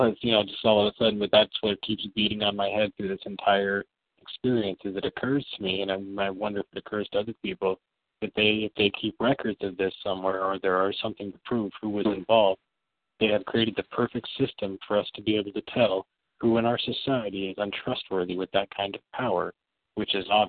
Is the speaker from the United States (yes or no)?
yes; Northwest, United States; I'm from the Northwest.